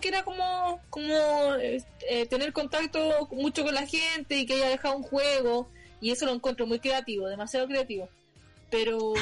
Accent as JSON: {"language": "Spanish", "country": "Chile", "said": "siendo chilena"}